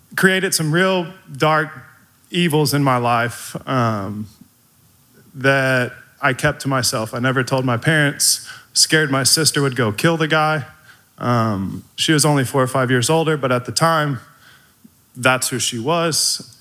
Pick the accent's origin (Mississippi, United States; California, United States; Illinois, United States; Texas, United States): Texas, United States; Midlothian; also born or lived in DeSoto, Texas; I moved from DeSoto to Midlothian.